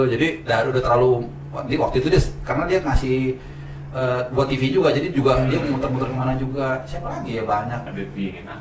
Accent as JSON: {"language": "Indonesian", "country": "Indonesia", "said": "Where you from? Indonesia."}